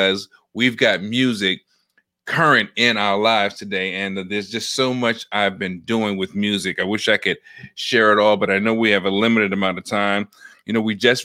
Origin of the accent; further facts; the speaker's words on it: New York, United States; now in Washington, D.C., United States; from D.C., originally from New York, so nice they named it twice. That is my hometown, always was, always will be